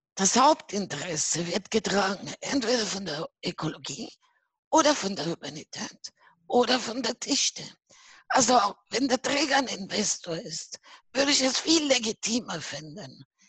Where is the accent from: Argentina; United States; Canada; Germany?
Argentina; Buenos Aires; now in Vienna, Austria; Ich bin aus Buenos Aires, Argentinien, ne? hm? Auslandsösterreicherin hm? und ich lebe in Wien